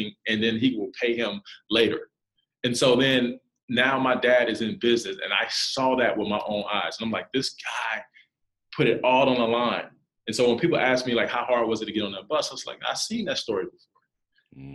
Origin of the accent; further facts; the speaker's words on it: South Carolina, United States; moved away as an adult; for a kid to be 19, never been out, I'm from South Carolina, never been out of the state